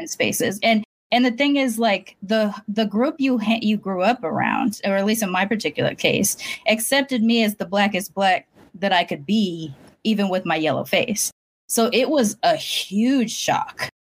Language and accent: English; Long Beach, California, United States; moved away; I was Black until I left Long Beach